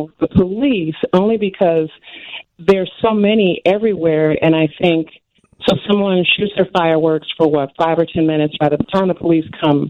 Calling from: Chicago, Illinois, United States; I am calling from the South Side

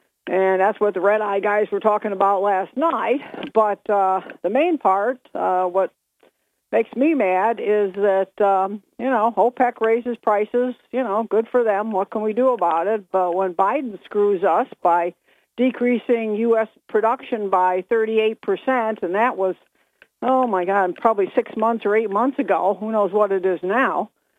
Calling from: Binghamton, New York, United States; … from Bingo.

